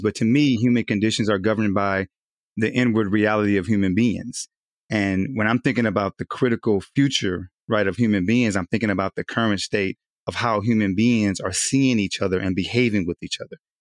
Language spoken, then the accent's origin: English; Southern California, United States; now in Wilmington, United States; I'm originally from Southern California